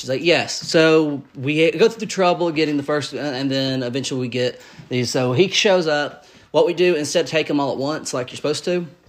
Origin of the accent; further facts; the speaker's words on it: Georgia, United States; we're from Georgia.